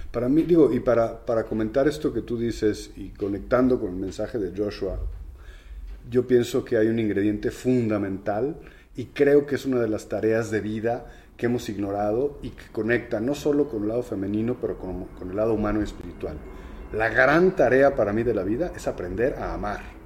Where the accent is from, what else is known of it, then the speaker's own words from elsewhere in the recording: Mexico; tenemos los mexicanos